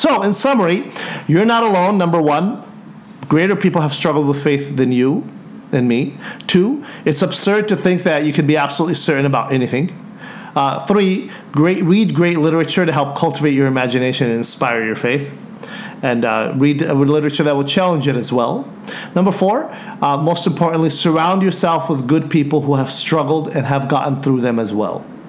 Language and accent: English; United States; me speak as an American